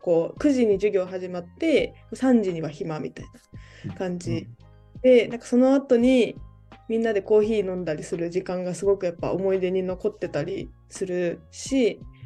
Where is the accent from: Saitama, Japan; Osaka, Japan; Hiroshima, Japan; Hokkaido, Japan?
Osaka, Japan; now in Tokyo, Japan; 1998年に、ま、あの大阪で生まれて